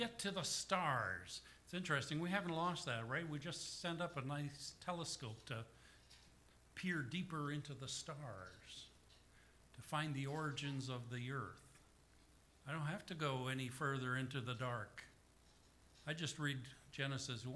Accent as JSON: {"language": "English", "region": "the Prairies", "country": "Canada", "tie": "born or raised there", "said": "my hometown and to my home church"}